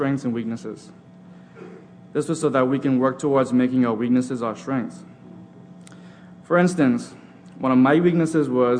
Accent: Bahamas; I'm from the Bahamas

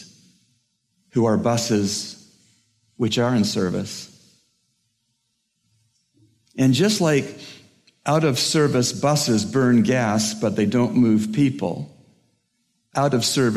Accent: Toronto, Ontario, Canada; I'm from Toronto, Canada

